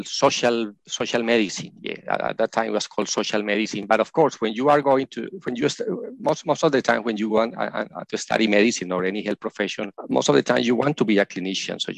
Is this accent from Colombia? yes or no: yes; Colombia; moved away as an adult; now in Australia; I am originally from Colombia in South America, and I was trained as a medical practitioner there